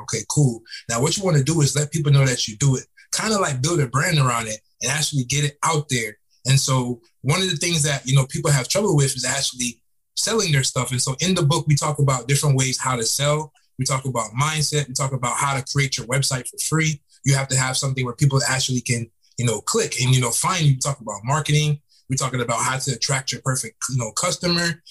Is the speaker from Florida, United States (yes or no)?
yes; Fort Lauderdale, Florida, United States; also born or lived in Tampa, Florida; now in Atlanta, United States; I'm from South Florida. I'm from Fort Lauderdale, Florida.